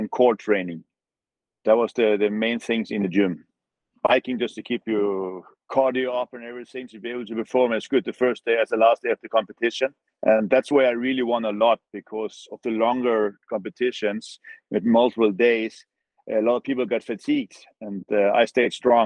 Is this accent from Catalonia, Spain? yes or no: no; Canary Islands, Spain; Growing up in Canary Islands